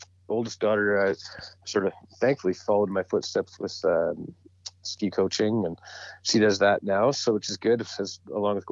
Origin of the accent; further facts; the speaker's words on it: Edmonton, Alberta, Canada; also born or lived in Calgary; growing up in Edmonton, there's not a whole lot of opportunity that I knew of to fly fish. So when I moved back to Calgary, I was about 18